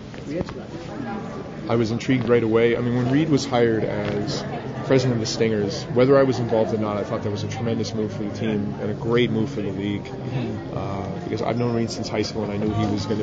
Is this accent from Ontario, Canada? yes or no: no; Edmonton, Alberta, Canada; I'm from Edmonton